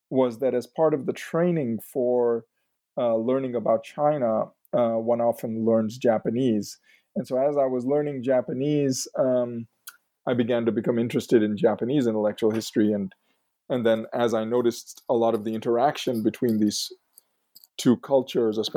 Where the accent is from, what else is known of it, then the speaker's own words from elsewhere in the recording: Mumbai, Maharashtra, India; moved away; also born or lived in Chicago, United States; So, I was uh, I was born in Chicago, but we uh, returned to India, specifically uh, Bombay. Um, it was Bombay back then. Um, when I was about two weeks old